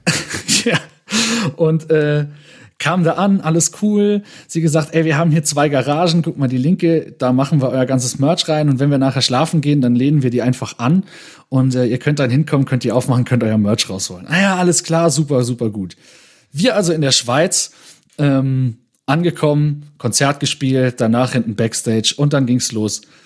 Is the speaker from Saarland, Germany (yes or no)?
yes; Saarland, Germany; bei uns im Saarland in Neunkirchen